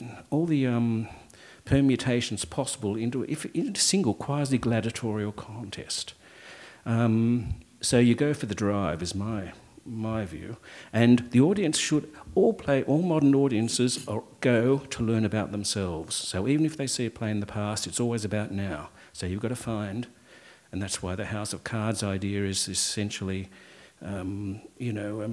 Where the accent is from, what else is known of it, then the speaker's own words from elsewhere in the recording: Australia; I'm Australian